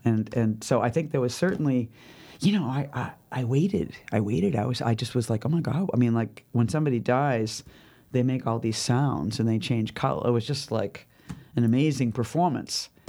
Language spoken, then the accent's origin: English; Boston, Massachusetts, United States; accent: Boston; moved away; also born or lived in New York City / Southern California; people would h, pick up on my accent instantly and think that, you know, like, whatever feelings they had about Boston